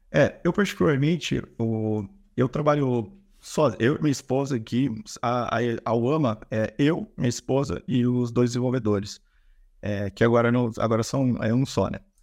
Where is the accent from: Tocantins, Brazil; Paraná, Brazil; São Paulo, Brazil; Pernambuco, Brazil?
São Paulo, Brazil; Campinas; com 19 eu trabalhei no e-commerce aqui na minha cidade, sou de Campinas